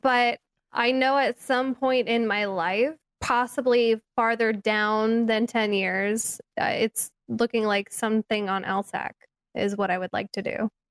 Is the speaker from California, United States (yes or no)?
yes; California, United States; growing up in California